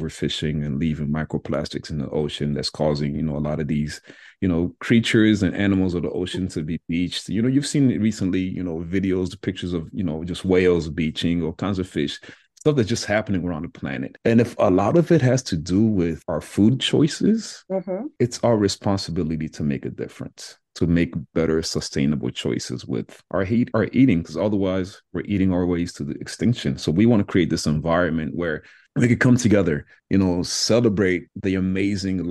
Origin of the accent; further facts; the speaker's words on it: DR Congo; moved away; I'm originally from the Democratic Republic of Congo